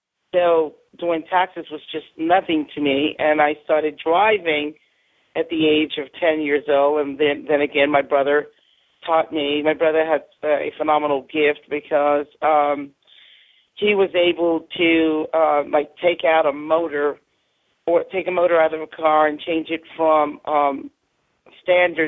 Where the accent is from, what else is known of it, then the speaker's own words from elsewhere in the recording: New York City, New York, United States; I grew up in New York City